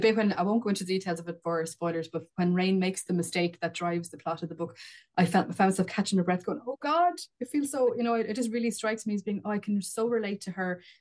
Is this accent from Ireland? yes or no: yes; Wexford, Leinster, Ireland; an ordinary terraced house in an ordinary town in Wexford